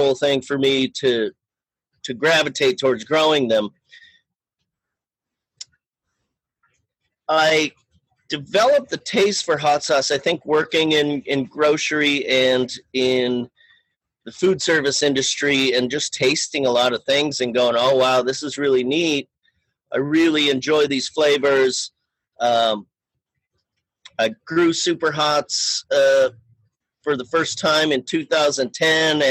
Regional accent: Fridley, Minnesota, United States; moved away as an adult; also born or lived in Summit County, Colorado / Boulder, Colorado; now in Longmont, United States; I am from Fridley, Minnesota, which is a northeastern suburb of Minneapolis.

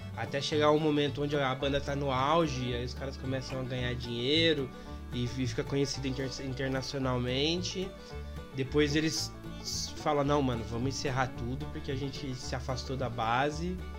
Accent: interior of São Paulo, Brazil; eu sou de São Paulo, interior de São Paulo

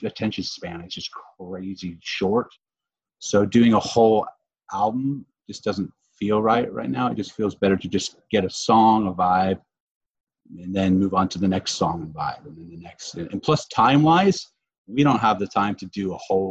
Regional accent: Brevard County, Florida, United States; now in Orlando, United States; We live in Orlando now, but we grew up in Brevard by the Space Center.

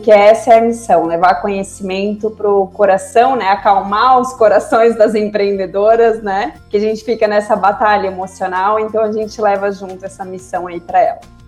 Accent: Florianópolis, Santa Catarina, Brazil; also born or lived in Cuiabá; eu sou aqui de Santa Catarina, né? Já, já moro em Florianópolis desde que eu me conheço por gente.

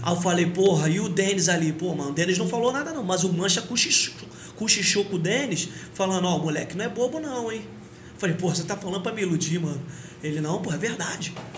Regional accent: Paracambi, Rio de Janeiro, Brazil

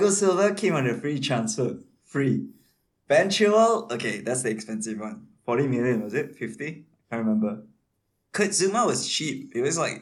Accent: Malaysia; we're all from Malaysia

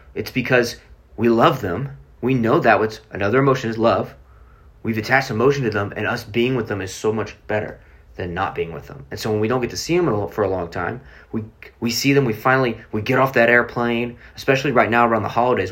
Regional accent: Oklahoma City, Oklahoma, United States; I'm from Oklahoma City

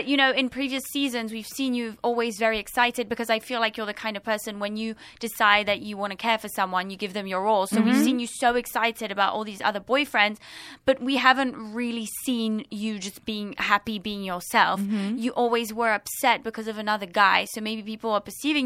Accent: London, United Kingdom; now in Los Angeles, United States; I'm from London and I could just step out of my house and I would bump into people

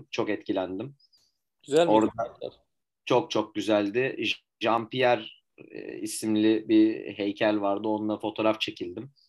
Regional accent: Turkey; Sordum hani bu yaprak sarma mı dedim hani ben Türk'üm dedim.

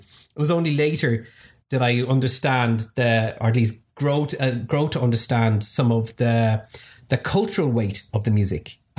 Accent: Dublin, Leinster, Ireland; I'm Dublin born, just outside the city.

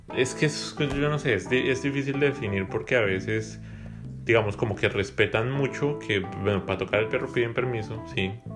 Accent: Bogotá, Colombia; now in Canada; Yo siempre voy a ser de Bogotá

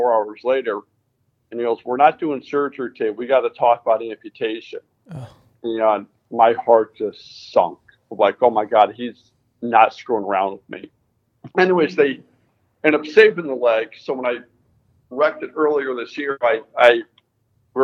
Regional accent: Connecticut, United States; I grew up in Connecticut

